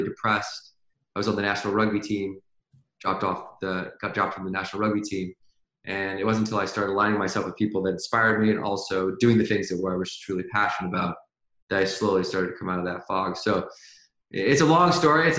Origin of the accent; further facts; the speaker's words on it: Victoria, British Columbia, Canada; now in Venice Beach, United States; right now I live in Venice Beach, California, but I grew up in Victoria, BC.